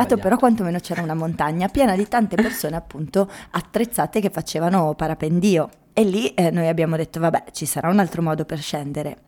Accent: Trentino-Alto Adige, Italy; io essendo trentina

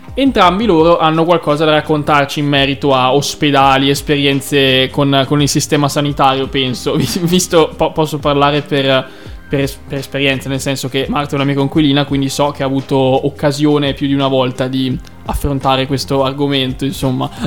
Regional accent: Valdagno, Veneto, Italy; ospedale San Lorenzo di Valdagno, carissimo ospedale che mi ha fatto nascere

